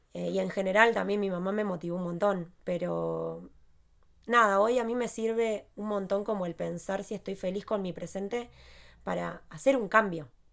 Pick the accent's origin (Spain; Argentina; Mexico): Argentina; moved away; somos los tres de Argentina